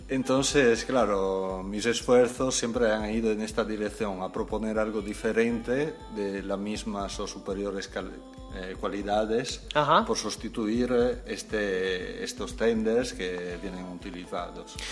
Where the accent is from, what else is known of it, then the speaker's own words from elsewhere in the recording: near Venice, Veneto, Italy; moved away as an adult; also born or lived in France / Spain; me formé, nací en, en Italia, cerca de Venecia.